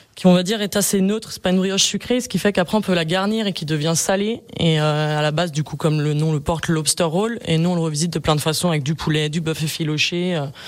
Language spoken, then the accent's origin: French; Bonneville, Auvergne-Rhône-Alpes, France; Ouais, moi je suis je suis d'ici, je suis de Bonneville ville